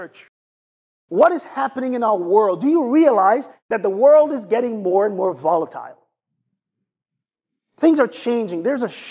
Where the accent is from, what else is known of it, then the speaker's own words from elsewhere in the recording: Jamaica; accent: Jamaican; I use my Jamaican accent